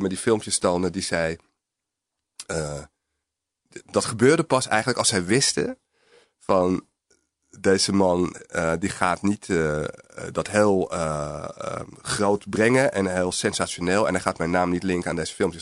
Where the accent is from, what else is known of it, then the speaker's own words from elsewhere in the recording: Alkmaar, North Holland, Netherlands; also born or lived in Amsterdam; ik ben geboren in Amsterdam, maar ik groeide vanaf mijn vijfde tot mijn achttiende op, op in een, eh, eh, arbeiderswijk eigenlijk in de buurt van Alkmaar